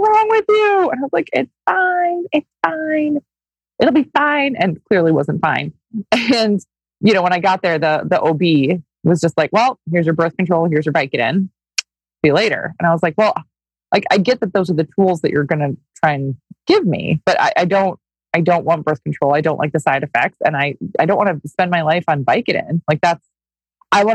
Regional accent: Minnesota, United States; I grew up in Minnesota. I grew up on a goat farm in Minnesota

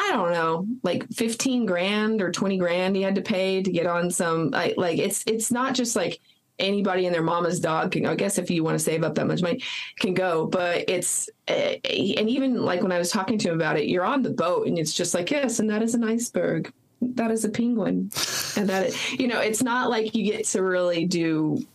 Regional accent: New Mexico, United States; also born or lived in Texas; I was raised in New Mexico

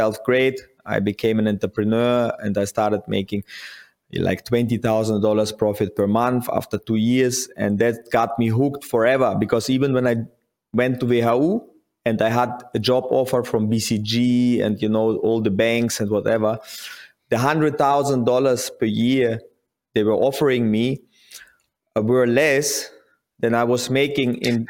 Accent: Kaktirek, Kazakhstan; moved away; Okay, so I was born in Kazakhstan and grew up in a small village in Kazakhstan called Kaktirek.

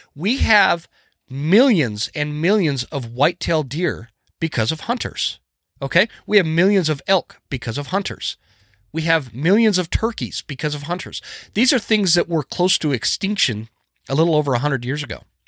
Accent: the West, United States; I grew up in the West, where we hunted

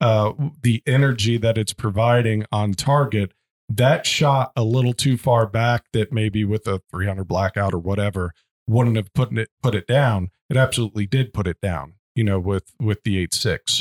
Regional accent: Midwest, United States; I'm from the Midwest

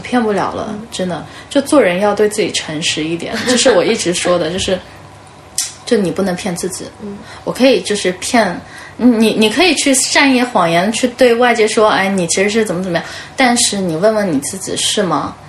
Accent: China; 我们中国人

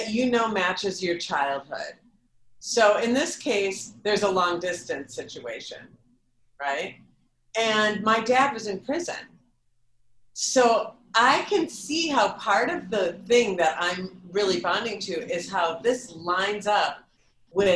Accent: Minneapolis, Minnesota, United States; moved away; I'm in Minneapolis, my hometown.

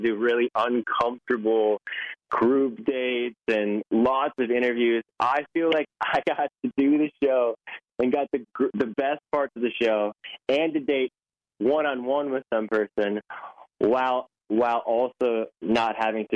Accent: Nashville, Tennessee, United States; I live in Nashville. That's where I'm from

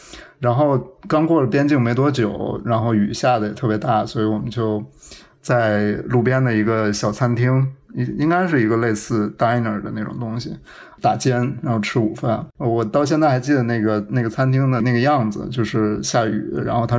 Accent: Northeast China, China; 它和我小时候在东北吃到的那个猪肉炖酸菜一模一样

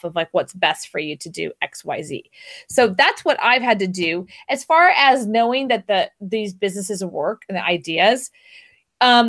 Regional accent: Houston, Texas, United States; now in Austin, United States; I grew up in Houston.

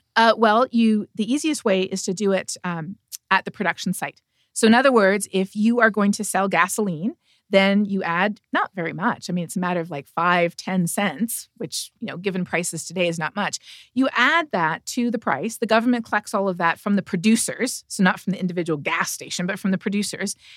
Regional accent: Canada; I'm from Canada

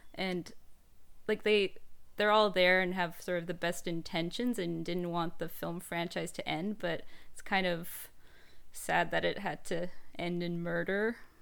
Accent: Canada; I'm Canadian

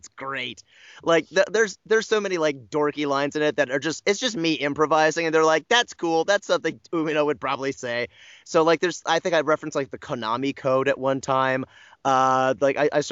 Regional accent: United States; as an American

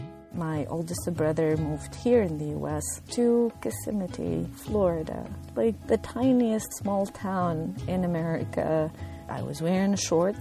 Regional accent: Tunisia; moved away as an adult; also born or lived in Northeastern United States / Kentucky; now in Louisville, United States; I am originally from Tunisia

